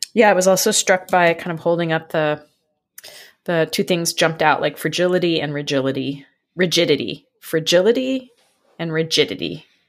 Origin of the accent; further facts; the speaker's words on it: San Francisco, California, United States; moved away; I grew up in San Francisco